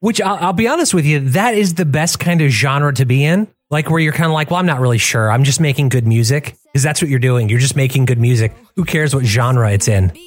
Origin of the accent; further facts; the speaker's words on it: Michigan, United States; I grew up in in Michigan